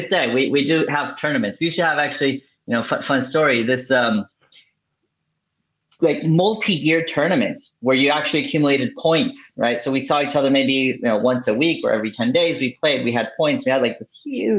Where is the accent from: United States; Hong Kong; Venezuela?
Venezuela; moved away; I'm originally from Venezuela